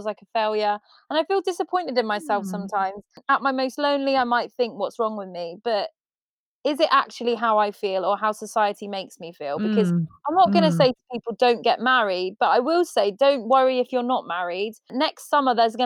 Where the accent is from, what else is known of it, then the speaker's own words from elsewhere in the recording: Ireland; I'm Irish